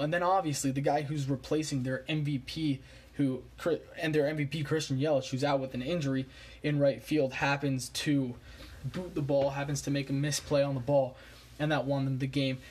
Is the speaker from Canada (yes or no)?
yes; Montreal, Quebec, Canada; I was born in Montreal